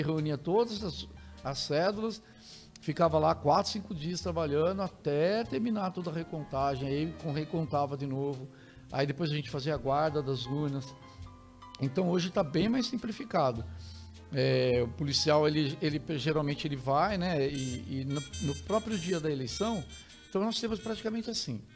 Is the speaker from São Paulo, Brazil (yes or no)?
yes; Tremembé, São Paulo, Brazil; eu sou de, de Tremembé, ah. é ao lado de Taubaté, é, fui, né, minha infância passei por lá